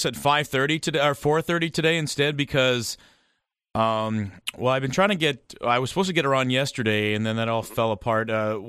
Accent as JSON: {"language": "English", "country": "Canada", "said": "As a Canadian entertainer, I hear the jokes, I hear the stories."}